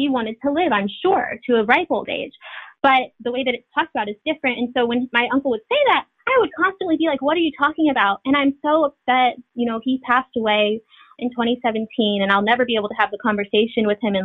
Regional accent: Los Angeles, California, United States; moved away; also born or lived in Louisiana / Brooklyn, New York; being out west, like I'm from Los Angeles, being back home

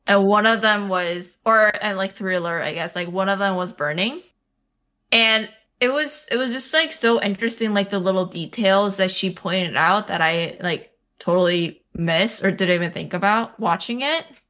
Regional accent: United States; I was basically born and raised in America

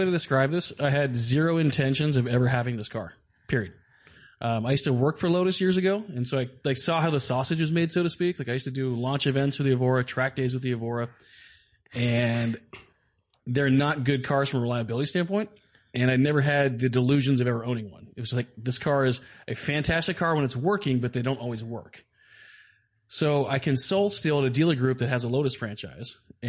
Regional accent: Ireland; I am Irish, so yeah.

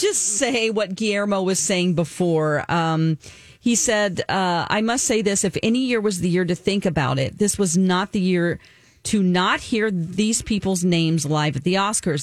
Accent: Springfield, Missouri, United States; moved away; Springfield, Missouri, my hometown

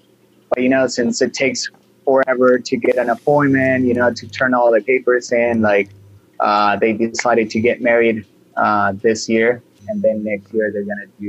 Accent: Buenos Aires, Argentina; In Buenos Aires. I was born in April 23rd of 1977.

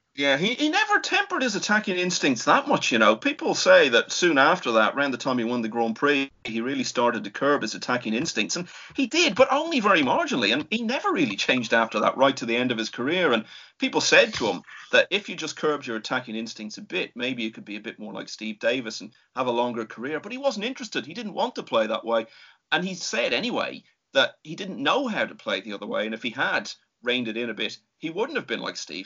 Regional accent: Ireland; being an Irishman

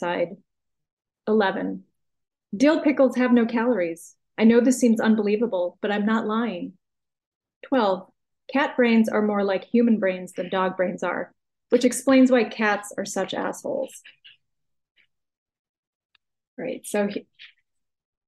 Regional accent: United States; accent: American English; I'm just using my normal accent, my normal American English

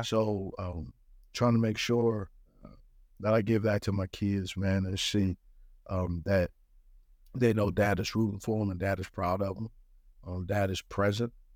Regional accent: West Coast, United States; moved away; also born or lived in Monterey, California; growing up on the West Coast

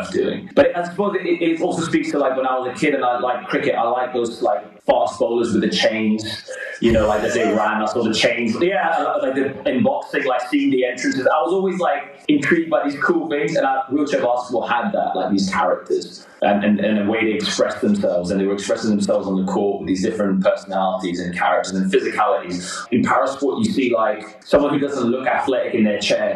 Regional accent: London, United Kingdom; I grew up in West London

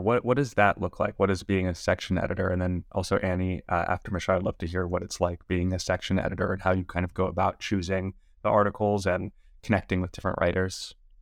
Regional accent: Los Angeles, California, United States; I was born and raised in Los Angeles

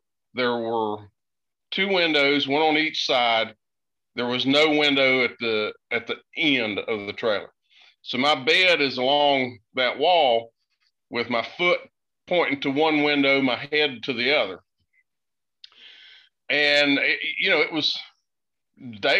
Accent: Boone County, West Virginia, United States; now in North Carolina, United States; I grew up in Boone County, which is right next to you there in Logan. I'm living in North Carolina now.

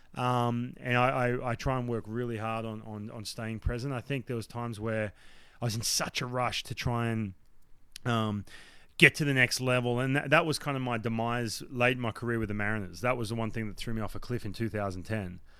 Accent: Newcastle, New South Wales, Australia; moved away as an adult; I grew up, I grew up in Newcastle, so, like, to, if you drive, if you fly into Sydney, you drive two hours up the coast

